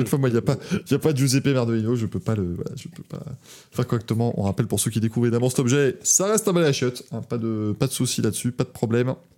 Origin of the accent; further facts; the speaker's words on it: Luxembourg; je suis de Luxembourg